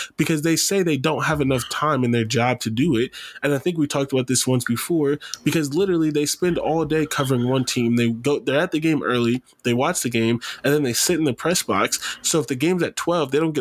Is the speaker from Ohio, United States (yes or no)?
yes; Canton, Ohio, United States; I'm from Canton.